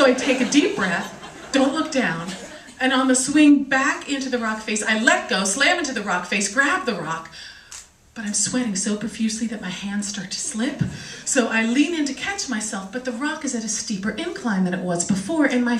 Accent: Washington, District of Columbia, United States; I'm from Washington, D.C.

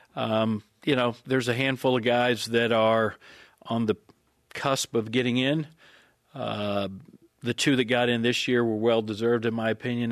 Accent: Atlanta, Georgia, United States; I grew up in Atlanta

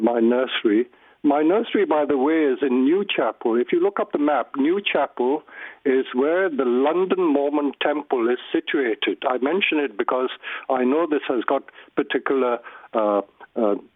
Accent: India; moved away; I grew up in India

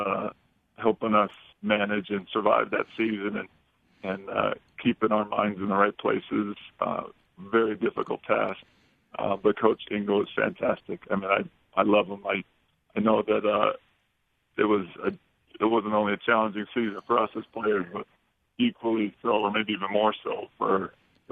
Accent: Bay Area, California, United States; moved away as an adult; also born or lived in Provo, Utah; Growing up in California

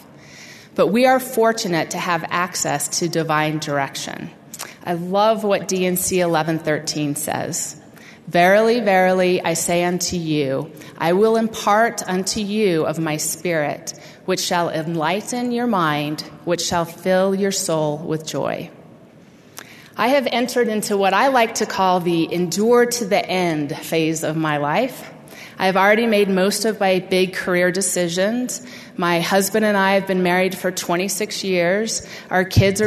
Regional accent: Utah, United States; moved away as an adult; my lifelong home in Utah

